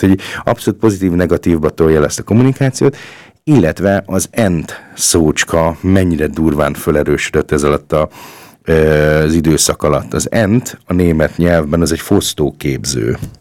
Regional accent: Hungary; also born or lived in Upper Austria; now in Linz, Austria; mi magyarok tudjuk

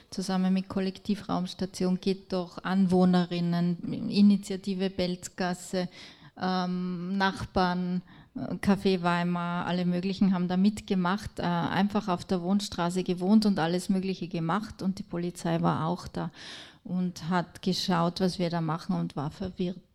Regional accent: Tyrol, Austria; Ich komme aus Tirol und dort, ähm, ähm, also nicht überall, aber dort, wo die wenigsten Flüchtlinge sind, äh, schimpft man am meisten drüber

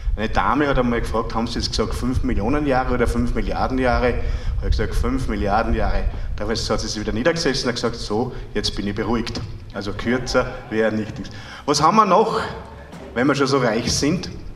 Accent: Freistadt, Upper Austria, Austria; bei uns in Freistadt im Müllviertel

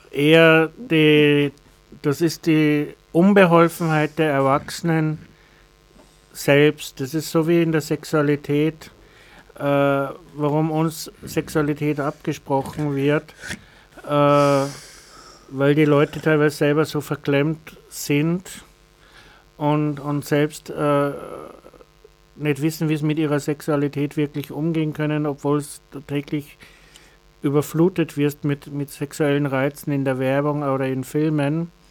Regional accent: Bavaria, Germany; Ich habe den Vorteil gehabt, ich bin evangelisch, ich bin in, in Bayern aufgewachsen, da gibt es Neudettelsau mit einem der größten Behinderteneinrichtungen der Diakonie.

